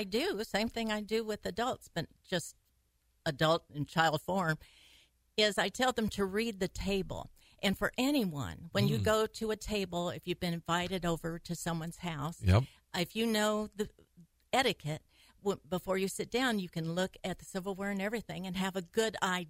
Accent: Dell, Arkansas, United States; 50 miles out of Memphis, Tennessee, and on the border

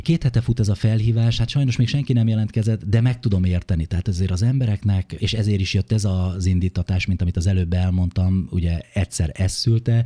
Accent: Kakucs, Pest, Hungary; born or raised there

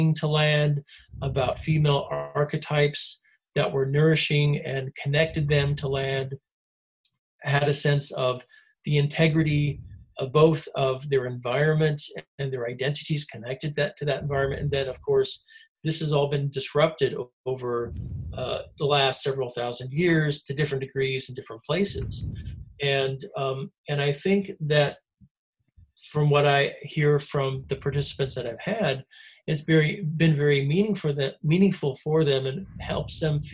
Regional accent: United States; moved away as an adult; also born or lived in Scotland / Canada; I grew up in the States

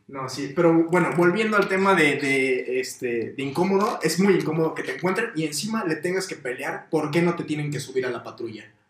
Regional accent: Morelos, Mexico; Todos los que somos de Morelos

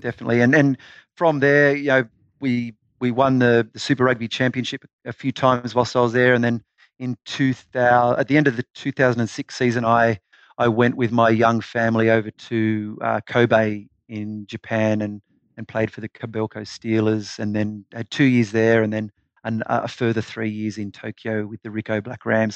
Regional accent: Mudgee, New South Wales, Australia; also born or lived in Deniliquin / Newcastle; Mudgee was a, a fantastic place to grow up. Uh, I, I moved there with my family when I was in year two in primary school, so around seven years of age.

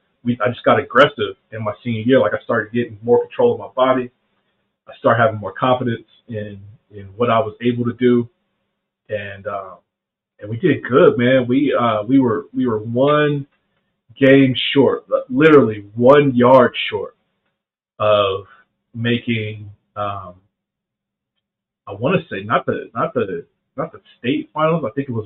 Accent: the South, United States; And growing up in the South, speed is the game.

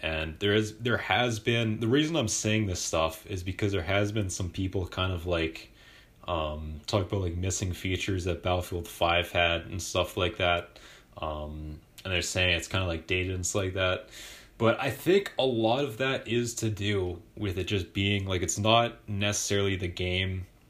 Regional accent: Vancouver, British Columbia, Canada; I'm from Vancouver.

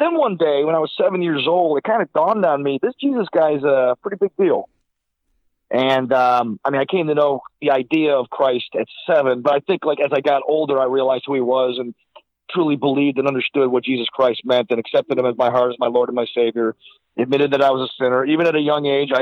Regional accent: Silver Creek, New York, United States; I was brought up in the First Baptist Church of Silver Creek, New York

